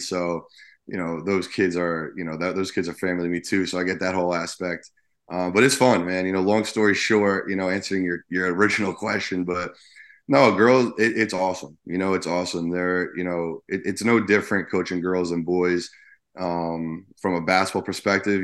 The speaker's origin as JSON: {"language": "English", "region": "New Jersey", "country": "United States", "tie": "born or raised there", "said": "I grew up in Jersey"}